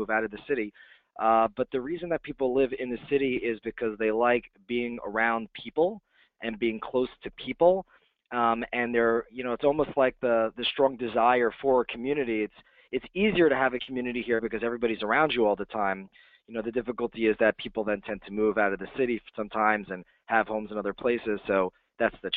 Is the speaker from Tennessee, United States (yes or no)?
no; New Jersey, United States; moved away as an adult; now in Manhattan, United States; I didn't grow up in Manhattan, but I grew up in New Jersey.